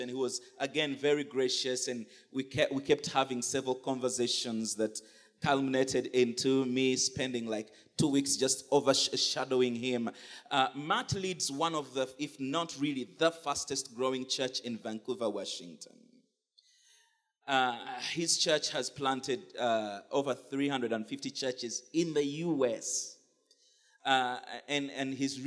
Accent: Uganda; I come from Uganda

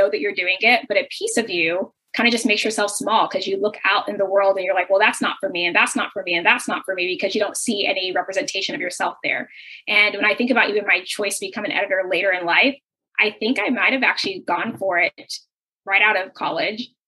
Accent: United States; experience as a Nigerian American.

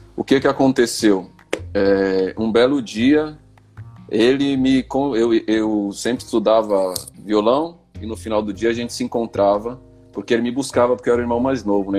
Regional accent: São Paulo, Brazil; a gente vem da zona norte de São Paulo, sempre teve uma relação muito forte é, com a música periférica, né? Então, rap, o samba, o pagode. É, e a gente cresceu ouvindo música

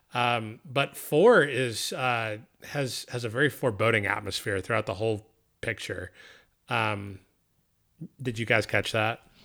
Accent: Texas, United States; moved away as an adult; I'm from a very small town, uh, in, you know, in, you know, Texas, you know, born and raised, uh, for eighteen years until I graduated high school.

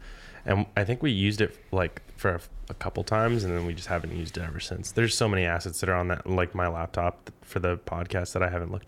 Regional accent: Tucson, Arizona, United States; born there; also born or lived in North Carolina / England / Alaska / New Mexico; I was born in Tucson, Arizona, but I've moved everywhere. I've lived in North Carolina a couple times, England for a bit, Alaska a couple times, New Mexico, California, Arizona, Missouri.

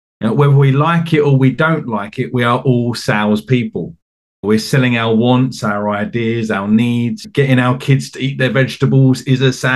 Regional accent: Essex, East of England, United Kingdom; moved away; as you might be able to tell from my accent, I'm from the UK. I'm from a county called Essex, which is just outside of London. And I grew up in England.

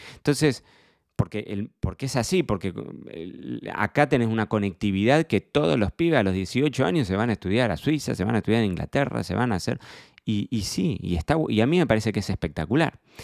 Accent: Carlos Casares, Buenos Aires Province, Argentina; moved away as an adult; me marcó mi infancia en Casares

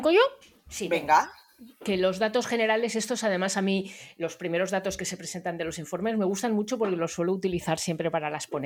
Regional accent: Barcelona, Catalonia, Spain; Pues em, yo soy de Barcelona

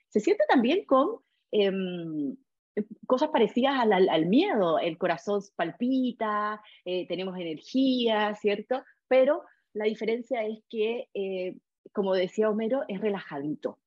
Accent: Chile; nosotros como chilenos

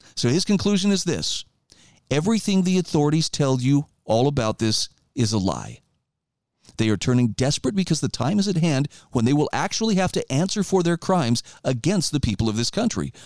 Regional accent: Idaho, United States; my home state of Idaho

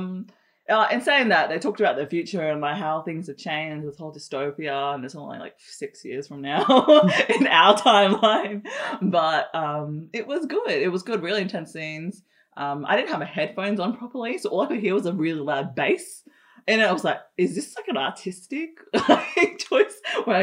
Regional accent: Darwin, Northern Territory, Australia; I was born in Darwin

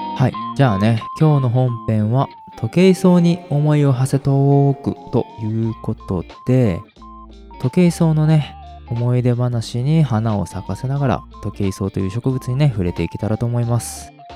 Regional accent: Hiroshima, Japan; うち広島です

